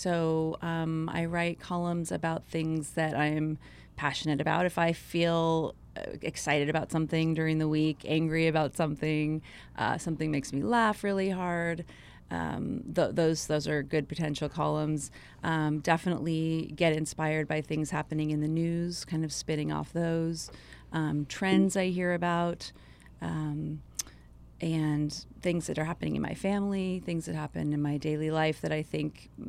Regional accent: Hollywood, California, United States; I come from a family of storytellers. I grew up in Hollywood in the entertainment business.

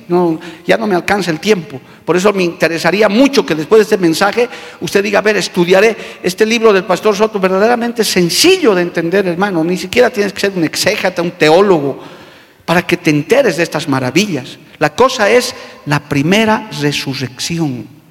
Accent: Bolivia; Nosotros por ahora somos ciudadanos bolivianos, vivimos en esta tierra

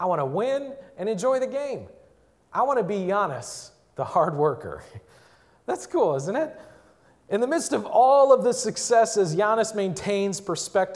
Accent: Milwaukee, Wisconsin, United States; I grew up in Milwaukee

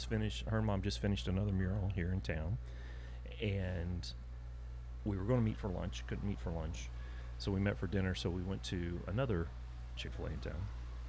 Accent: Oklahoma, United States; first language English; I was raised in Oklahoma.

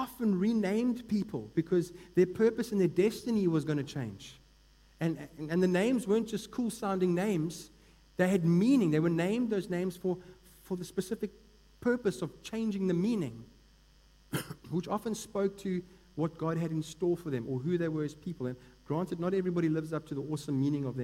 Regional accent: Eastern Cape, South Africa; I grew up in the Eastern Cape and was pretty much immersed in the Xhosa culture

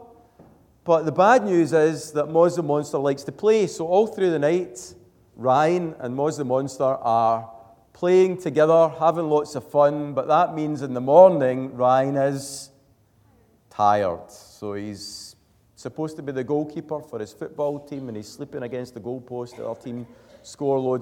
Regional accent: Glasgow, Scotland, United Kingdom; now in Airdrie, United Kingdom; I'm from Glasgow, so I'd never really seen a dark sky

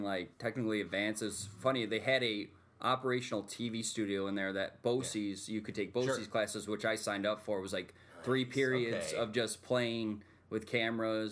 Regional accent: Rome, New York, United States; I'm from Rome, New York.

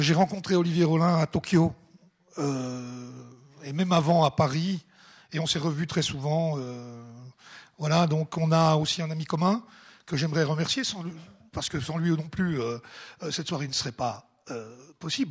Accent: Ajoie, Jura, Switzerland; je suis jurassien, personne n'est parfait. Hein. né en Ajoie et vivant à Dolémont

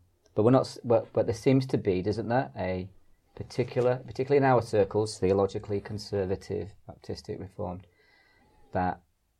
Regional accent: Ireland; because I'm Irish

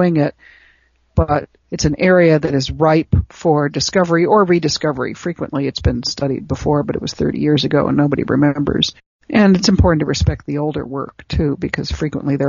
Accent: Chicago, Illinois, United States; I grew up in Chicago, on the south side of Chicago, in Hyde Park

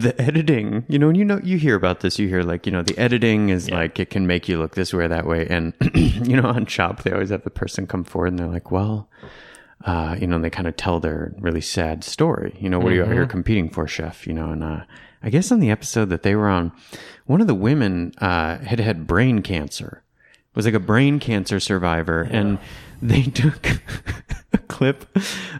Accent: Traverse City, Michigan, United States; now in Austin, United States; my hometown of Traverse City, Michigan.

